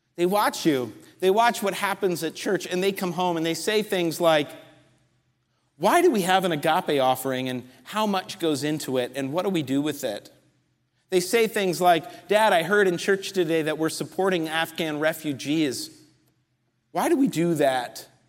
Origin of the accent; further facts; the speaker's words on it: just outside New York City, United States; moved away; I grew up just outside New York City in a Jewish community